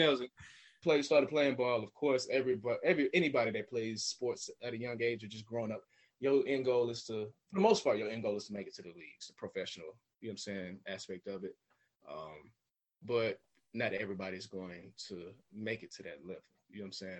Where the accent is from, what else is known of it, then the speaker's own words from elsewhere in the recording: Smyrna, Georgia, United States; also born or lived in Florida / Beijing, China; I'm from Smyrna specifically, so it's just northwest of Atlanta, right outside the city. Um, born and raised here